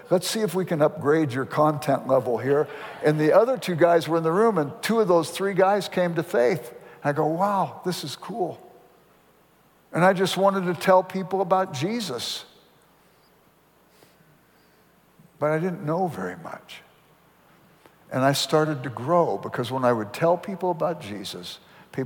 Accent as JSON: {"language": "English", "town": "Los Angeles", "region": "California", "country": "United States", "tie": "born or raised there", "said": "I grew up in South Central Los Angeles"}